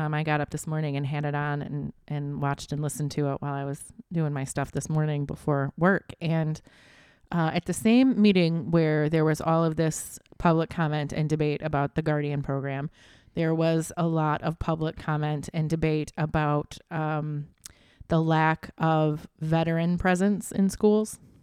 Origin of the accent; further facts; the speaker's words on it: Flint, Michigan, United States; I'm from Flint, Michigan